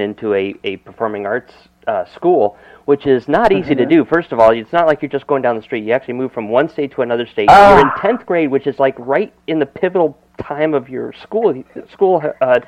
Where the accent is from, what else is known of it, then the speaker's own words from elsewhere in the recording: Connecticut, United States; now in Florida, United States; I come from Connecticut, too. So when I moved to Florida